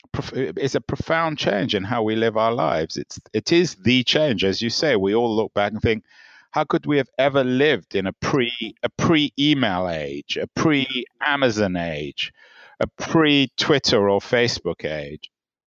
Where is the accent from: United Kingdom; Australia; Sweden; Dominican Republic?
United Kingdom; England; When I was growing up, I grew up in England, and I used to just go away, go to Europe, go overseas